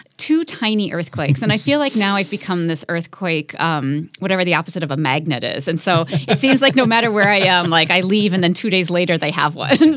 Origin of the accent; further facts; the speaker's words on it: Midwest, United States; moved away; I grew up in the Midwest